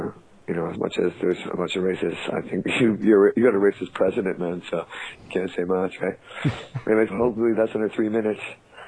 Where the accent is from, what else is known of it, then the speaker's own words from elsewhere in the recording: Vancouver, British Columbia, Canada; moved away as an adult; now in Tokyo, Japan; I'm from Vancouver, and fuck, Vancouver's ridiculous.